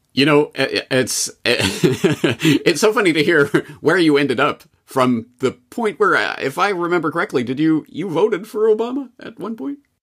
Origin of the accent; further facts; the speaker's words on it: Canada; Myself, as a Canadian, I was brought up in the Canadian indoctrination system